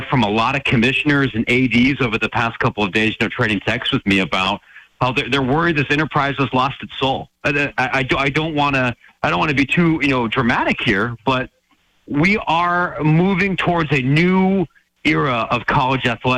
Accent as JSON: {"language": "English", "town": "Columbus", "region": "Ohio", "country": "United States", "tie": "born or raised there", "said": "I grew up in Columbus"}